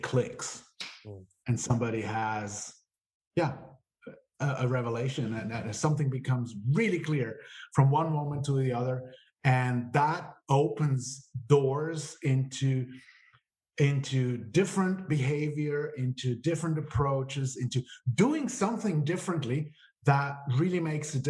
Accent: Switzerland; I was born and raised here in Switzerland, but I'm the son of an Italian father and an Austrian mother

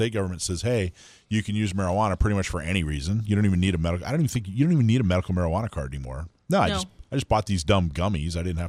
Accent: Florida, United States; also born or lived in Hawaii / California; I think I grew up in Florida and Hawaii and California.

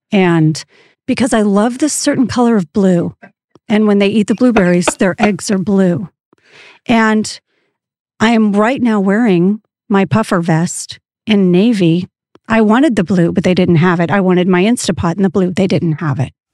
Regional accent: Texas, United States; moved away; also born or lived in Jakarta, Indonesia; I'm, I am from Texas

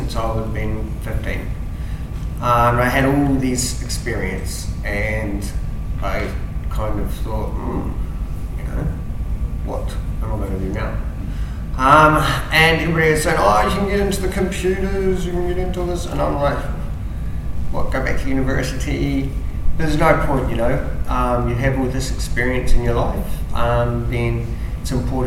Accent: between Fairlie and Geraldine, Canterbury, New Zealand; I'm actually a lovely Kiwi country farmer boy. Grew up in between Philly and Geraldine

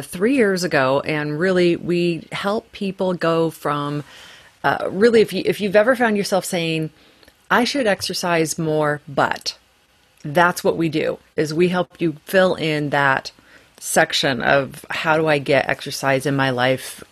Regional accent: Portland, Oregon, United States; moved away; I'm from actually born and raised in Portland, Oregon

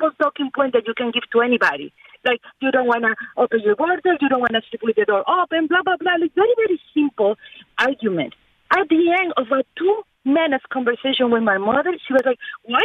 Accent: Venezuela; now in Miami, United States; I'm from Venezuela, originally.

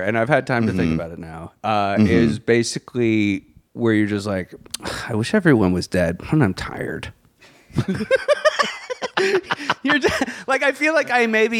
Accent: Virginia, United States; I'm from Virginia.

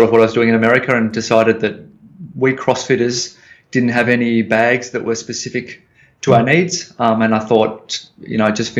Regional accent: Melbourne, Victoria, Australia; also born or lived in San Francisco; I'm back home in Melbourne

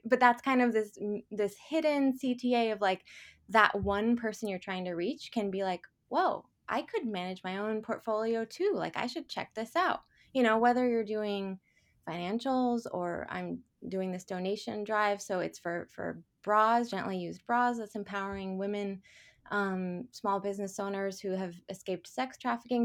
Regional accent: Portland, United States; moved away; I'm a native Portlander and I've been back here in my hometown for about two years

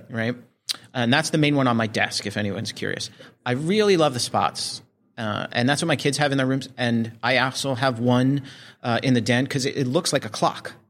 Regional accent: New Jersey, United States; I was growing up in Jersey.

